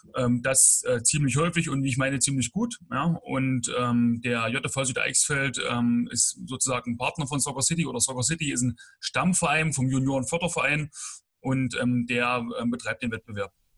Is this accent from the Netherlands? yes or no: no; Bad Langensalza, Thuringia, Germany; komme gebürtig aus Bad Langsalza